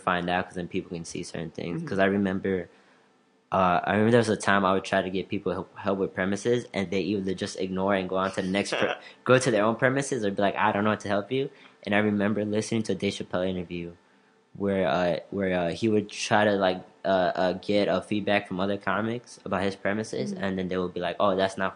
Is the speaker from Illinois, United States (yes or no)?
yes; Elgin, Illinois, United States; I'm from Elgin, and a lot of people that I know, and I just want to see certain people from Elgin, like from my high school and college